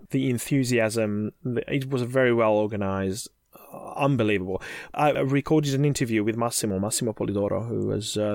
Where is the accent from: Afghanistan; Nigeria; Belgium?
Belgium; Flemish part of Belgium, near Bruges, Flanders; I'm from Belgium.